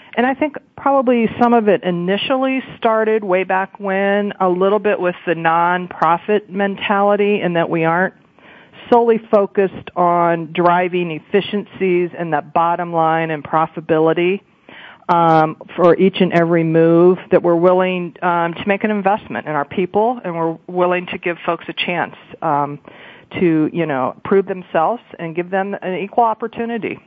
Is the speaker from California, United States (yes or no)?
no; Ohio, United States; I'm from Ohio, I'm a Buckeye